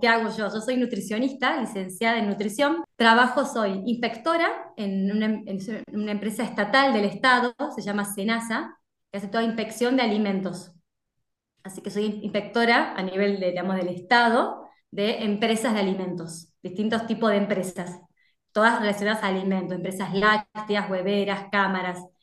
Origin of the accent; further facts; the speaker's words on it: Buenos Aires, Argentina; moved away as an adult; now in Salta, Argentina; yo soy de Buenos Aires y somos mucho más abiertos